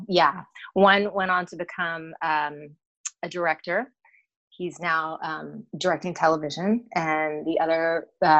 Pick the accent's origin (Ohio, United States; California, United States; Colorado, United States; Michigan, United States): California, United States; Los Angeles; I am born and raised in Los Angeles, believe it or not, in a suburb